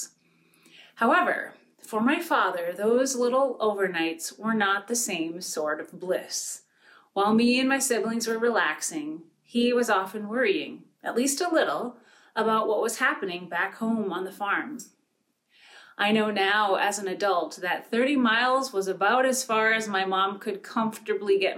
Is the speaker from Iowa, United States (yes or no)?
no; Pine River, Minnesota, United States; where I grew up in Pine River, Minnesota